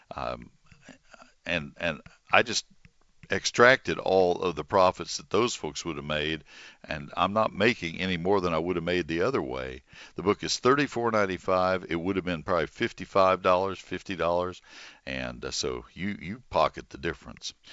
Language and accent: English; College Station, Texas, United States; I grew up with them in College Station